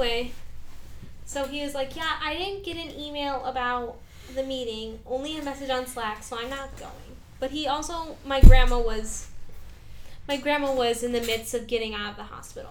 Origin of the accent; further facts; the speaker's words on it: the Midwest, Michigan, United States; we are from the Midwest